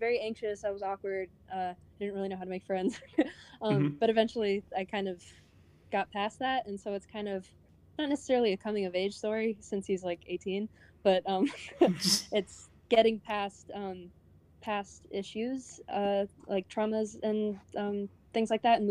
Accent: Charlotte, North Carolina, United States; also born or lived in Savannah, Georgia; I'm actually from Charlotte, North Carolina

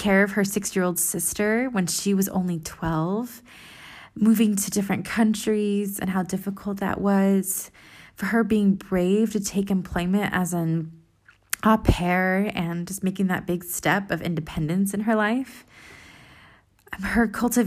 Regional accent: United States; now in Europe; I'm an American living in Europe

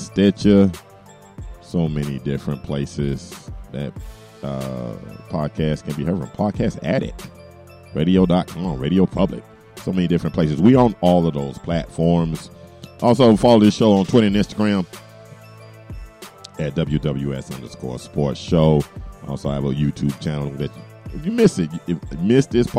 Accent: Miami, Florida, United States; moved away; I'm from Miami and I don't live in Miami

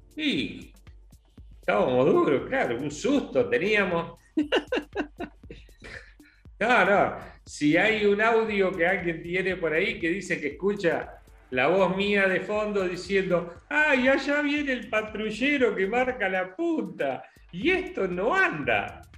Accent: Coronel Pringles, Buenos Aires Province, Argentina; moved away; also born or lived in Bahía Blanca; mi pueblo, yo soy de Coronel Pringles.

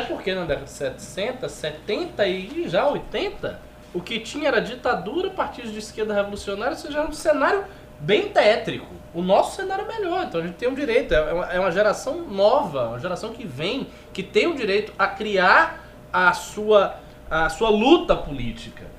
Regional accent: Salvador, Bahia, Brazil; moved away; eu tô vendo as notícias lá da minha cidade

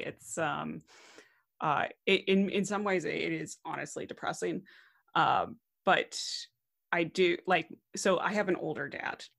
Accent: United States; I'm an American

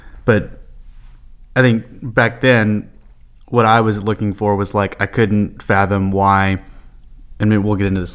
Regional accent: Memphis, Tennessee, United States; I grew up here in Memphis

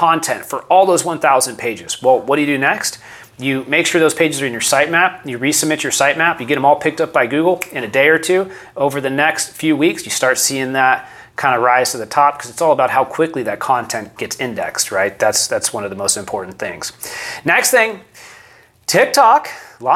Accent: San Diego, California, United States; I am a San Diego native, born and raised. Didn't move to San Diego. I'm from San Diego

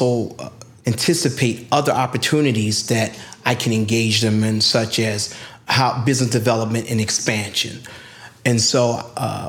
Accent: Philadelphia, Pennsylvania, United States; I'm a Philly hustler

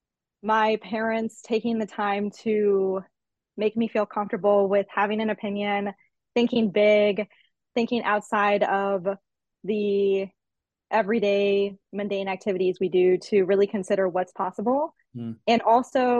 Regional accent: Naples, Florida, United States; So I am originally from Naples, Florida

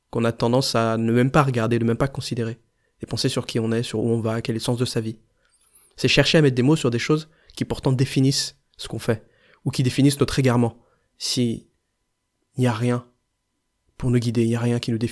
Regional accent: Grenoble, Auvergne-Rhône-Alpes, France; je viens de Grenoble

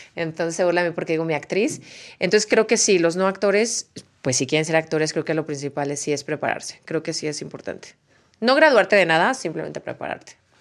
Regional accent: Guadalajara, Jalisco, Mexico; born or raised there

